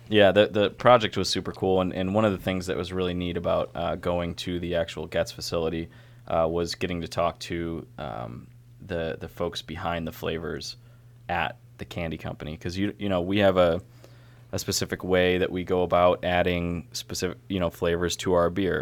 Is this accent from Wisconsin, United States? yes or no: no; Syracuse, New York, United States; now in Baltimore, United States; I'm from Syracuse